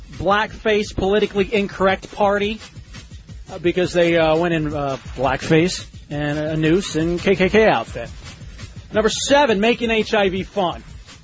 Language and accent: English; Texas, United States; I'm from Texas